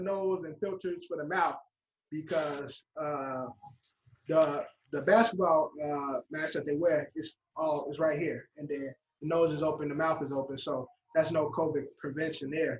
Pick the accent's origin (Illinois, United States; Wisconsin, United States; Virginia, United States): Illinois, United States; Chicago; I'm from Chicago